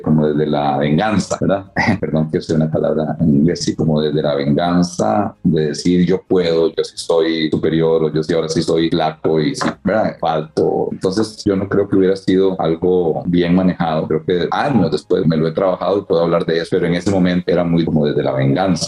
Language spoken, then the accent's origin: Spanish; San José, Costa Rica; yo nací en Costa Rica, en San José